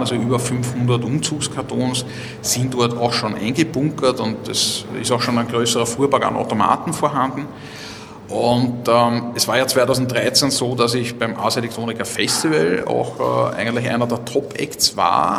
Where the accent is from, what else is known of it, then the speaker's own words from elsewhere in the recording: Vienna, Austria; ich, bin ja Wiener